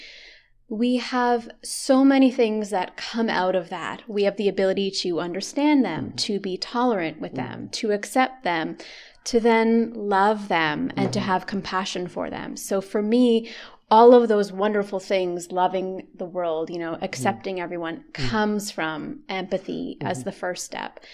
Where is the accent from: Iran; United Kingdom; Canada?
Canada; I'm Canadian